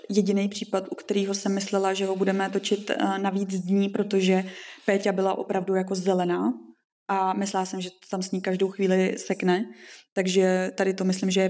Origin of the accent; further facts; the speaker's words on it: Ústí, Czechia; Já jsem z Ústí, takže mě, mě je dobře vlastně kdekoliv.